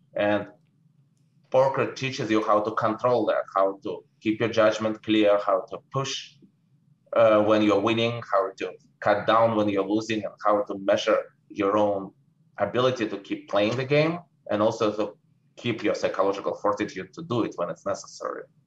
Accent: Saint Petersburg, Russia; English is a second language; moved away as an adult; now in United States; people probably can tell that I'm speaking with an accent. I was born in St. Petersburg in the former Soviet Union. I came to America in 89.

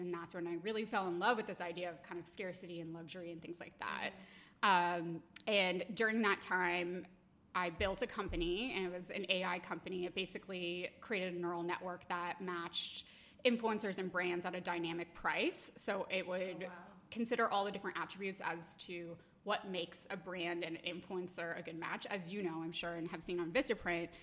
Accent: Boulder, Colorado, United States; now in Boston, United States; we're both from Boulder, Colorado, and we both went to the same high school

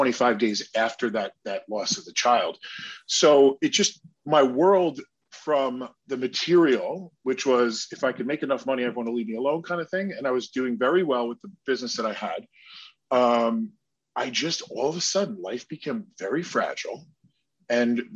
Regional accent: New Jersey, United States; I was born in New Jersey

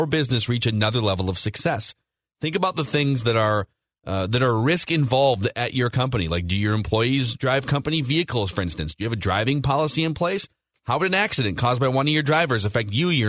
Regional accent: Minnesota, United States

